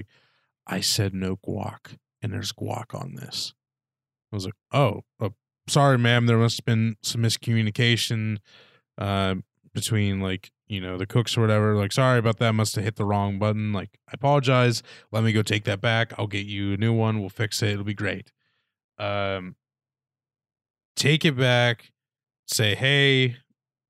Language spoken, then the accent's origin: English; Punxsutawney, Pennsylvania, United States; I love my hometown